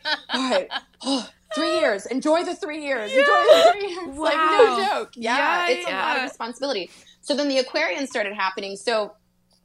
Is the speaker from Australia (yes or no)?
no; Louisville, Kentucky, United States; I'm from Louisville. So it was a city, and where I went to school